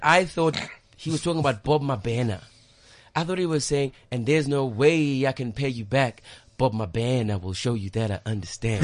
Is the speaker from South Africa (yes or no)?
yes; South Africa; I'm from South Africa